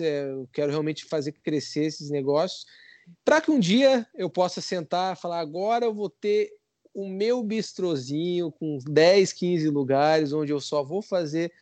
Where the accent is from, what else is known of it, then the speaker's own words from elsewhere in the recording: Curitiba, Paraná, Brazil; eu sou de Curitiba